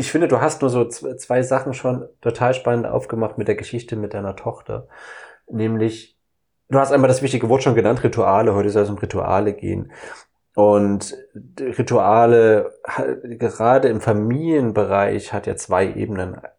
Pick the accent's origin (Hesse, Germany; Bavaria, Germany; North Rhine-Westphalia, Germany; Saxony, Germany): Saxony, Germany; ich komme ja aus dem Osten, aus Sachsen. Das heißt, ich bin ja aufgewachsen mit Pyramiden, mit Räuchermännern, mit Schwibbögen